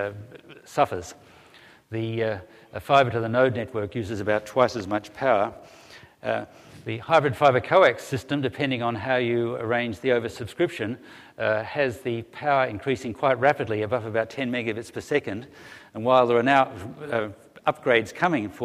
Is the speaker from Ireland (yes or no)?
no; Australia; now in Melbourne, Australia; I come from Australia